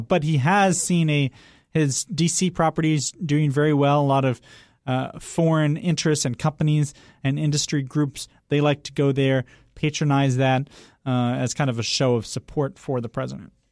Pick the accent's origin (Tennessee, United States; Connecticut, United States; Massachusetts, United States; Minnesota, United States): Massachusetts, United States; the Berkshires, Western; moved away; I grew up in a town of seven thousand people